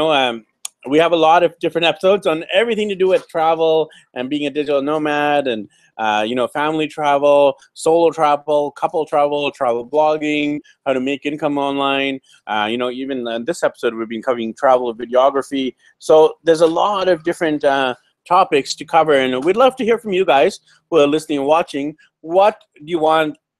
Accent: Canada; I'm Indian Canadian, my wife's Filipino

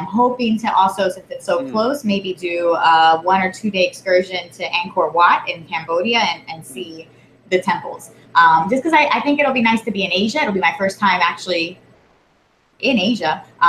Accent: Puerto Rico; born there; I was born in Puerto Rico. I've visited many times, and I've never been to Vieques

